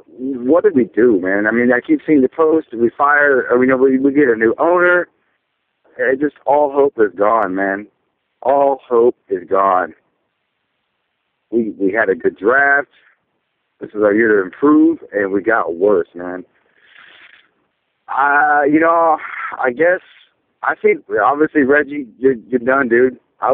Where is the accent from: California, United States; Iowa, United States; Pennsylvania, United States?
Iowa, United States; Cedar Rapids; I'm from Cedar Rapids, Iowa.